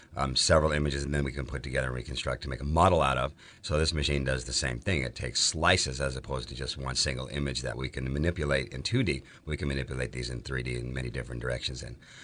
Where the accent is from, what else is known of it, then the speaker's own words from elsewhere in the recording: East Los Angeles, California, United States; now in Oregon, United States; And I grew up in East Los Angeles, and I've worked in Washington, Oregon, Nevada, Arizona.